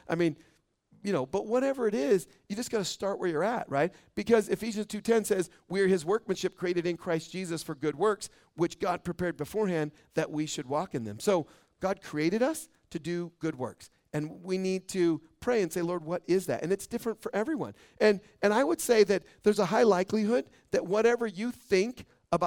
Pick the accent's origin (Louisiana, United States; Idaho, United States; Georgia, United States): Idaho, United States; Boise; now in Caldwell, United States; I was born in Boise